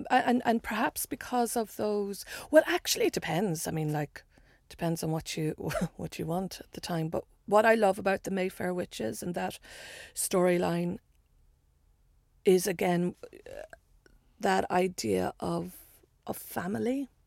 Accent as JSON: {"language": "English", "country": "Ireland", "said": "I, I you know being Irish and being. I think it's becoming clearer that we you know, I made a joke about how we, we, know our history too much. But also, there's stuff we don't know and we won't look at. And in Ireland, so much is beginning to get uncovered."}